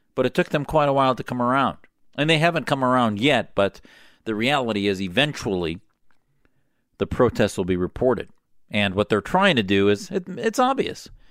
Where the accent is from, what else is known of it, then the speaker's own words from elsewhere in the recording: United States; as an American patriot